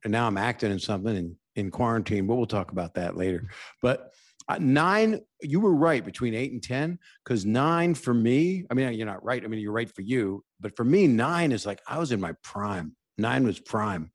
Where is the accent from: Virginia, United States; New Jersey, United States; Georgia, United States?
Virginia, United States; Norfolk; I grew up in Norfolk, Virginia